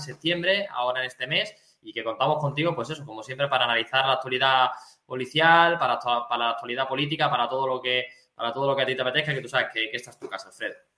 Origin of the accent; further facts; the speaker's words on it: Spain; Yo me siento patriota, yo me siento español